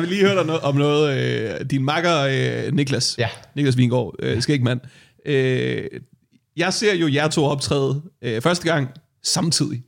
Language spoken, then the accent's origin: Danish; Værløse, Capital Region of Denmark, Denmark; jeg voksede op i Værløs, jeg voksede op lige uden for København